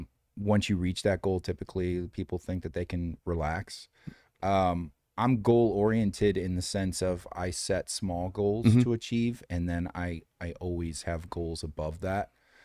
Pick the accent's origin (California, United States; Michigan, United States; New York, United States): Michigan, United States; Detroit; now in Los Angeles, United States; Detroit. Yeah.